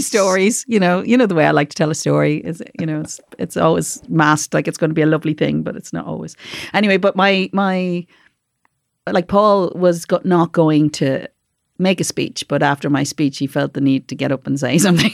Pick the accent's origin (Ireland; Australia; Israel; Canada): Ireland; Dublin, Leinster; also born or lived in Carrickfergus, Northern Ireland; now in Northern Ireland; I'm from Dublin